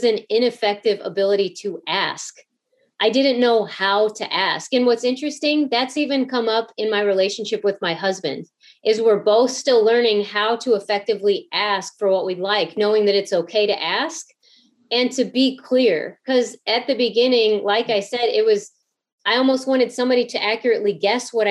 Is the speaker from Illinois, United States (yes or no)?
yes; outside of St. Louis, Southern Illinois, United States; I grew up outside of St. Louis